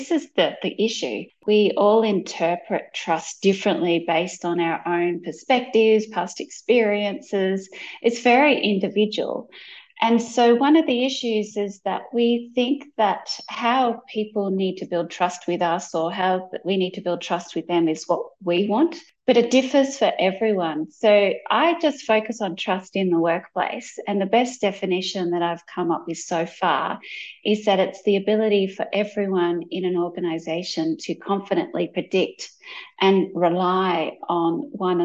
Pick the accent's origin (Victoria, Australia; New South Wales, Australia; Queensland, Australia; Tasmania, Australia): Victoria, Australia; Melbourne; I'm from Melbourne, Australia. And, you know, growing up in Australia